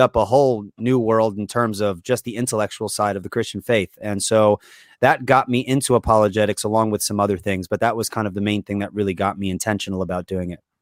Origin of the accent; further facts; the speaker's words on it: Long Island, New York, United States; I grew up on Long Island, New York, and this is where I currently live